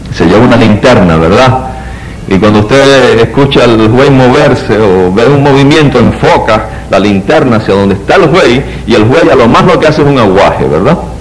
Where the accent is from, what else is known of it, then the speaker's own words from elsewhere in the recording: Puerto Rico; vivimos en Puerto Rico